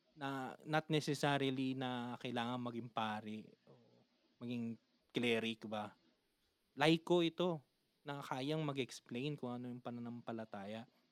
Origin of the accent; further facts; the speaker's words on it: Manila, Metro Manila, Philippines; taga Manila kami